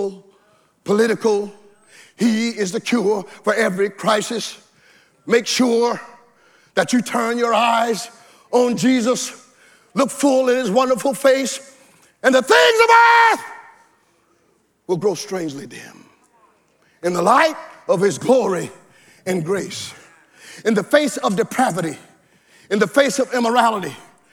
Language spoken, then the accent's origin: English; the South, United States; when I grew up in the South, we had outdoor toilets